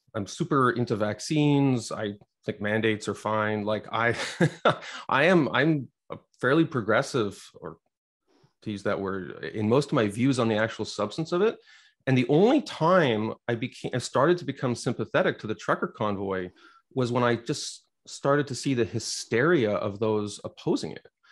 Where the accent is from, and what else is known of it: Quebec, Canada; born or raised there